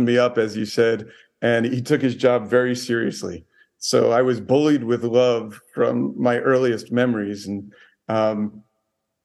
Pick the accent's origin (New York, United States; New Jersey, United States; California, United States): New Jersey, United States; moved away; also born or lived in Hollywood; I grew up in New Jersey and in a town full of tough guys in a football town